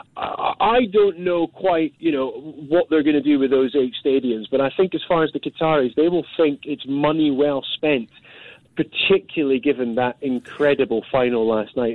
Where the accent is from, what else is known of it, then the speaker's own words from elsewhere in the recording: Scotland, United Kingdom; now in London, United Kingdom; as a Scotsman